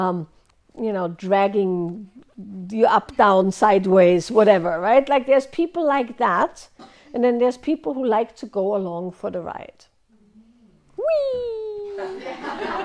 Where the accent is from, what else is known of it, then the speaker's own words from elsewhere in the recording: Austria; moved away; I grew up in Austria